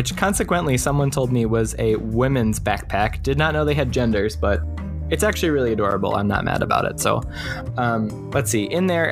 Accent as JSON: {"language": "English", "area": "Long Island", "region": "New York", "country": "United States", "tie": "born or raised there", "moved": "as an adult", "lives_now": "Minneapolis, United States", "said": "I grew up on Long Island"}